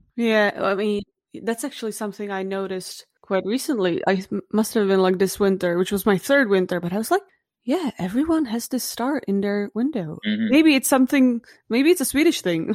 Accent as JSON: {"language": "English", "country": "Czechia", "moved": "yes", "lives_now": "Sweden", "said": "I come from the Czech Republic"}